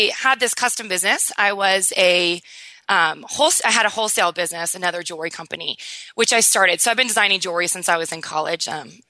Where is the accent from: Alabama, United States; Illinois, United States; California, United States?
California, United States; Newport Beach; now in New York City, United States; I'm a California native, so I can totally resonate with your San Diego lifestyle. So I grew up in Newport Beach, but I live in New York City now, which is quite different, but super fun.